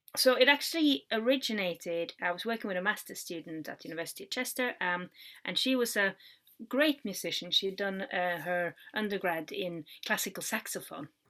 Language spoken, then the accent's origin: English; Norway; moved away; we do kind of like an international baccalaureate in Norway